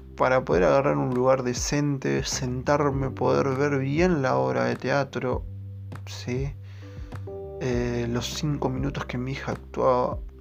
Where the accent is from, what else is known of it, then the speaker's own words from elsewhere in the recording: Quilmes, Buenos Aires Province, Argentina; yo soy de Quilmes